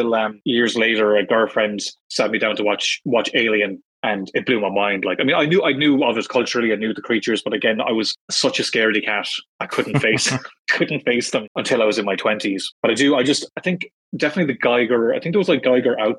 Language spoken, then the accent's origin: English; Ireland; I am a guy from Ireland